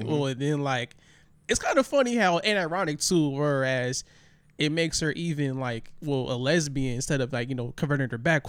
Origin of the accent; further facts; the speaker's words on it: Long Beach, California, United States; also born or lived in Signal Hill, California; I was born and raised in Long Beach.